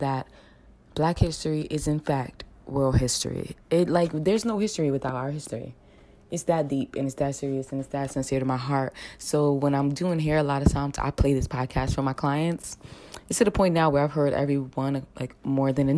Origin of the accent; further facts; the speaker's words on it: New York City, New York, United States; I'm from the States, NYC